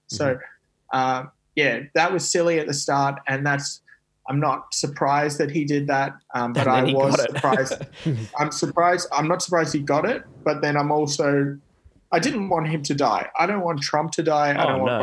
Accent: Australia; now in United States; being Australian

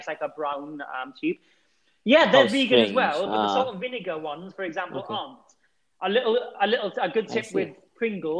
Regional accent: United Kingdom; I'm British as well.

